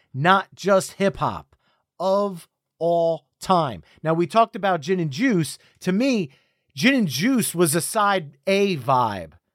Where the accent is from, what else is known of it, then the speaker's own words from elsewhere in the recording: New Jersey, United States; We're both from New Jersey